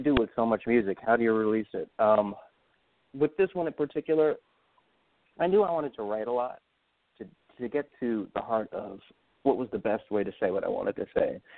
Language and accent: English; New York, United States; I grew up in New York